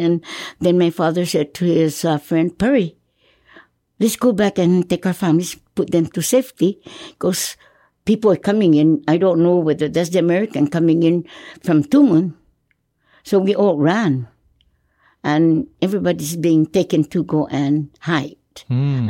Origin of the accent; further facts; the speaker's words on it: Hagåtña, Guam; I was born in October 7, 1935, in Agana at home